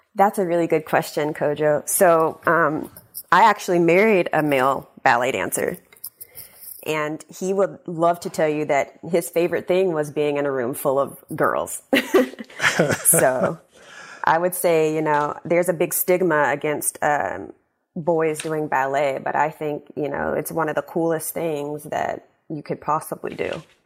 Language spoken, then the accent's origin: English; Shreveport, Louisiana, United States; moved away as an adult; also born or lived in New York; now in Washington, United States; my hometown of Shreveport